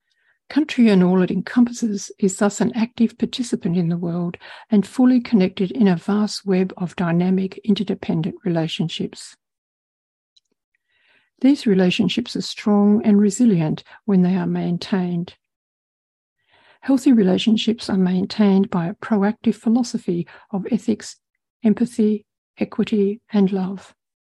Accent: Western Australia, Australia; whether it be in my home state of Western Australia, throughout Australia or around the globe.

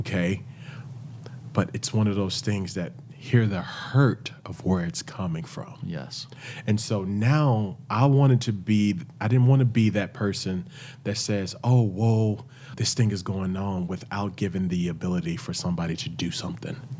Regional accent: Wrightsville, Arkansas, United States; also born or lived in Little Rock, Arkansas / Jonesboro, Arkansas / Orlando, Florida; I actually lived 30 minutes outside of Little Rock. It's a little town called Wrightsville, Arkansas. And we grew up, uh, where my grandparents owned businesses

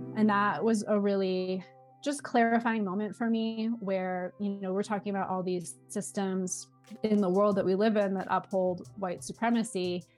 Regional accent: Southern California, United States; moved away as an adult; also born or lived in New Orleans, United States; I'm originally from Southern California, and then I lived in New Orleans for seven years

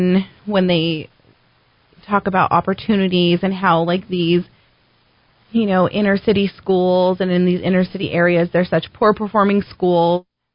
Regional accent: Albuquerque, New Mexico, United States; born or raised there

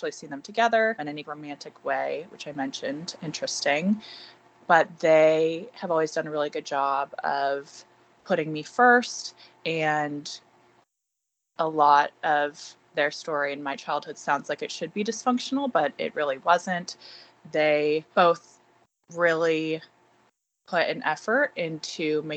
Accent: Bay Area, California, United States; I grew up in the Bay Area in California.

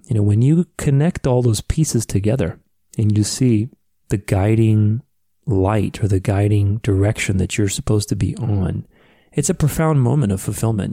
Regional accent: Phoenix, Arizona, United States; when I went to high school in my hometown here of Phoenix

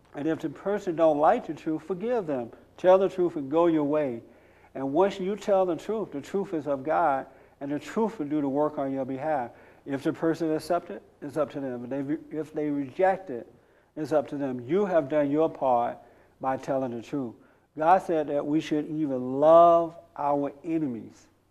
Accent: United States; I am an American. I'm not African American. I am 100% American

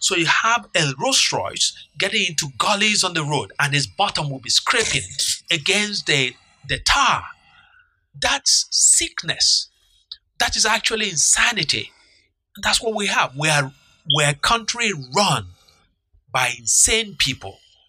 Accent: Nigeria; So as a Nigerian

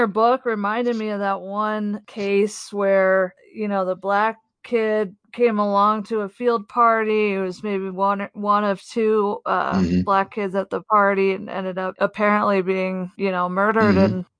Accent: New Jersey, United States; I grew up in South Jersey, which is somewhat of a rural area, but it's not the rural South.

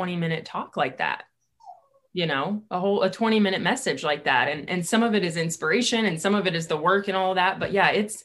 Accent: California, United States; now in Boise, United States; I'm from California, but I consider myself an Idahoan now

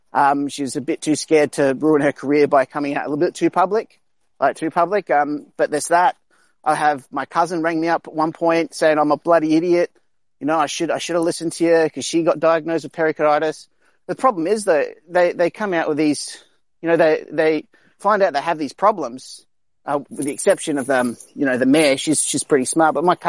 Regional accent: Indonesia; also born or lived in South Australia; now in Australia; I'm from South Australia, which is probably one of the safest places in Australia when it comes around to this virus, because we're not really overpopulated or anything like that. But I grew up in Indonesia

